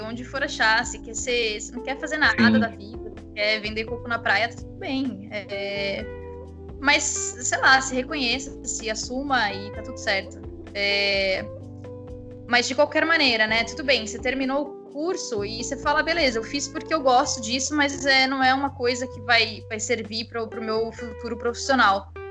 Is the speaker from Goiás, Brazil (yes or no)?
no; São Paulo, Brazil; accent: paulistano; also born or lived in Curitiba, Paraná; o sotaque São Paulo bossa é forte demais para é, ser apagado